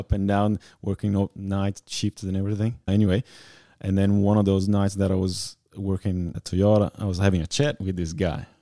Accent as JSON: {"language": "English", "town": "Bento Gonçalves", "region": "Rio Grande do Sul", "country": "Brazil", "tie": "born or raised there", "moved": "as an adult", "lives_now": "Australia", "said": "I'm from Brazil, small town called, uh, Bento Gonçalves."}